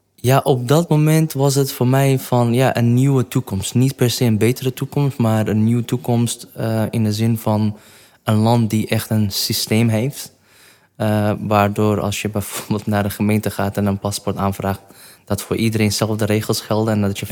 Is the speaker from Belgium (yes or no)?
no; Kirkuk, Kirkuk Governorate, Iraq; Dutch is a second language; moved away as an adult; also born or lived in Kurdistan Region; now in Netherlands; Ik ben in Kerkuk geboren. Dat is een stad in het noordelijke gedeelte van Irak.